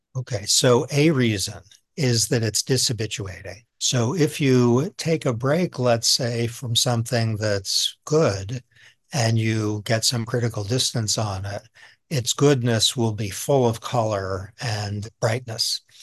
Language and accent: English; outside of Boston, Massachusetts, United States; moved away; also born or lived in New York; I'm a suburban kid. I was raised outside of Boston